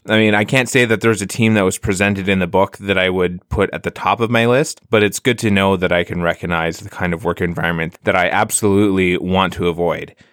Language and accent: English; Ottawa, Ontario, Canada; the Ottawa Champions here in, uh, in my hometown